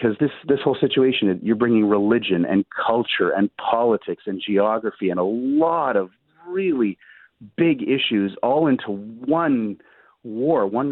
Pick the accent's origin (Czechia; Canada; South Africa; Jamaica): Canada; as a Canadian